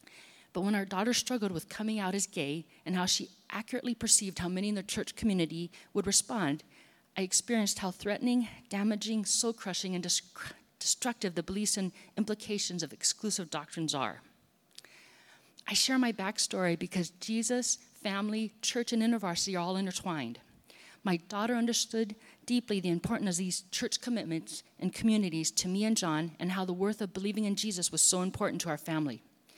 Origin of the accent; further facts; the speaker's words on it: Hawaii, United States; moved away as an adult; I grew up on the North Shore of Oahu, came to the mainland to go to college, and then stayed here in the Bay Area.